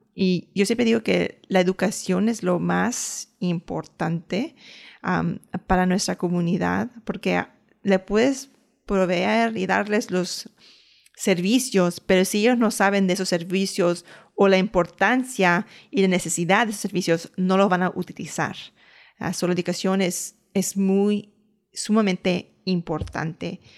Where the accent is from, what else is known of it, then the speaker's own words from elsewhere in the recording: United States; aunque yo soy ciudadana americana, aunque yo nací y crecí aquí